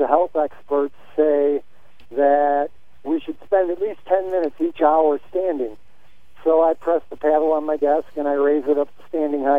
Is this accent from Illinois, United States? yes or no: yes; Chicago, Illinois, United States; moved away as an adult; also born or lived in Austin, Texas; I was born and raised in the Chicago area.